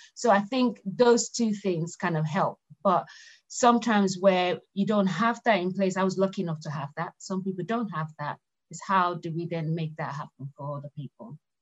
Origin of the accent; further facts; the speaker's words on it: Lagos, Nigeria; moved away as an adult; now in United Kingdom; I grew up in Lagos, Nigeria. So, you know, um, and I only moved to the UK 20 years ago